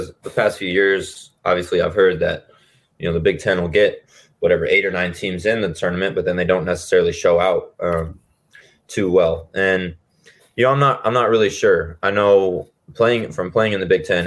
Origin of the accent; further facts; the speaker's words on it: Lincoln, Nebraska, United States; I grew up in Lincoln